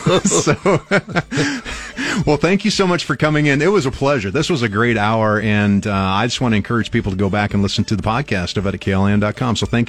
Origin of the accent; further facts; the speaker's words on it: Albion, Nebraska, United States; I grew up in Albion, which is about 2.5 hours northwest of here.